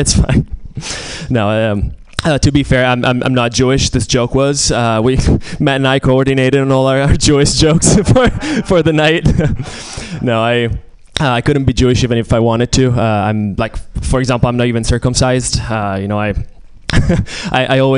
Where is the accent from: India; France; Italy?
Italy; moved away; I'm Italian. I'm originally from Italy